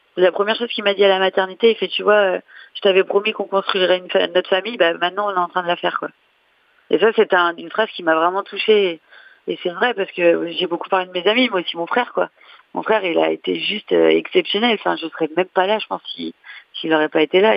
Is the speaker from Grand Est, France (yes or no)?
yes; Reims, Grand Est, France; moved away; je suis de Reims